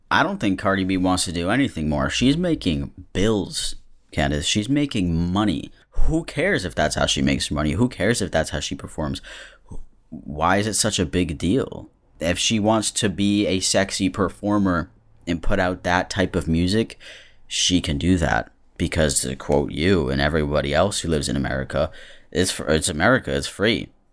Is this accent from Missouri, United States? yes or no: no; Massachusetts, United States; I'm from Massachusetts